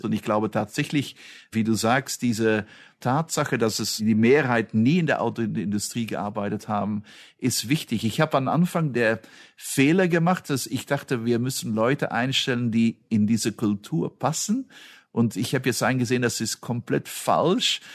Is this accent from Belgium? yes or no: yes; Belgium; moved away; ich bin Belgier